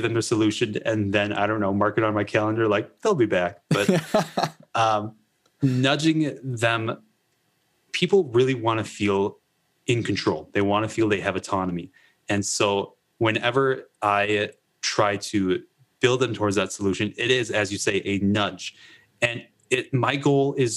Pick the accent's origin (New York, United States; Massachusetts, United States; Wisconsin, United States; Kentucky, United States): Wisconsin, United States; I grew up in Wisconsin